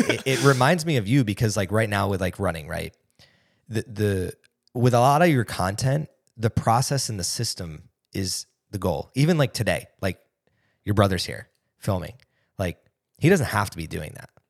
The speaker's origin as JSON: {"language": "English", "region": "East Coast", "country": "United States", "tie": "born or raised there", "moved": "yes", "said": "I grew up on the East Coast"}